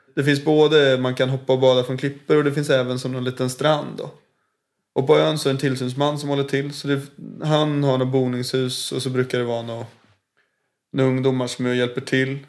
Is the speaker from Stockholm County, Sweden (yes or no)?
yes; Stockholm, Stockholm County, Sweden; Född och uppväxt i Stockholm.